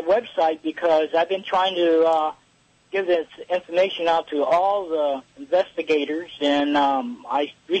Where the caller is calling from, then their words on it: San Diego, California, United States; I'm calling from San Diego, California.